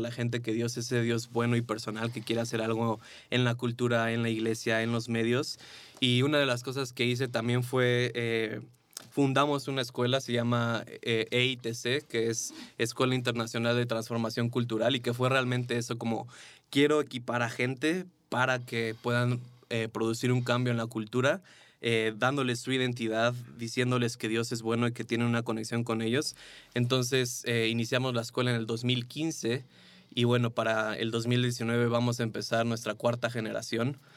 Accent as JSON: {"language": "Spanish", "country": "Mexico", "said": "después regresé aquí a México, eh, me casé"}